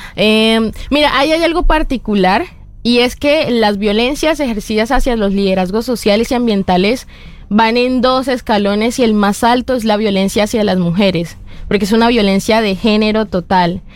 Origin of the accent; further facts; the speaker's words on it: Colombia; moved away as an adult; also born or lived in France; Mi pueblo, como es pescador